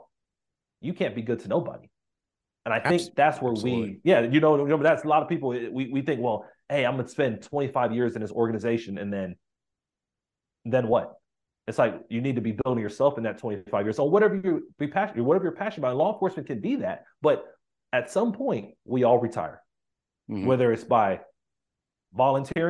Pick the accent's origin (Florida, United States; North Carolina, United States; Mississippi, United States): Florida, United States; Miami; I grew up in Miami, Florida